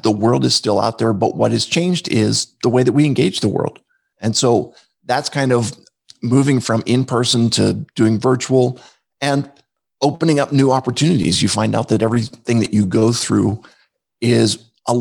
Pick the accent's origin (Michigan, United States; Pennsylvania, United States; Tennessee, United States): Pennsylvania, United States; outside of Philadelphia; I grew up outside of Philadelphia